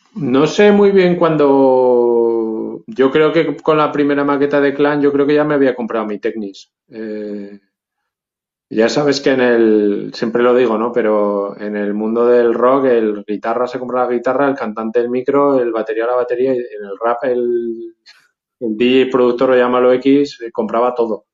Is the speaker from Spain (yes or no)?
yes; Zaragoza, Aragon, Spain; aquí en Zaragoza estaba el casco viejo y la zona pija, que eran zonas que no pisábamos nosotros